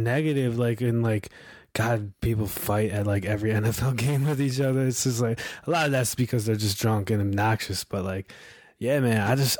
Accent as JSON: {"language": "English", "area": "Chicago area", "region": "Illinois", "country": "United States", "tie": "born or raised there", "also_born_or_lived": "Rhode Island", "said": "Like I was from Rhode Island. Then we moved out to Chicago"}